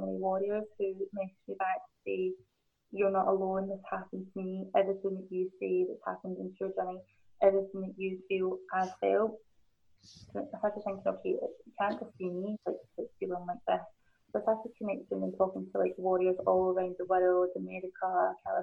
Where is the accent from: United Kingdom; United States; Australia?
United Kingdom; Glasgow, Scotland; accent: Scottish; my mum and dad are both born in Hong Kong, and I was born in Glasgow